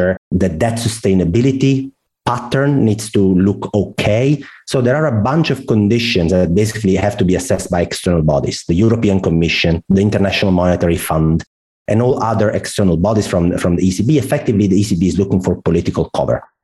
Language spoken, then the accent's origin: English; Italy; accent: Italian; English is a second language; I guess my accent is very clear. I'm Italian.